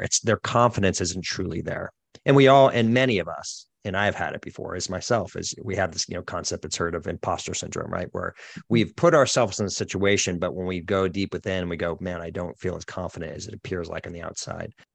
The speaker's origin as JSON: {"language": "English", "town": "Boston", "region": "Massachusetts", "country": "United States", "moved": "yes", "said": "I'm originally from the Boston area"}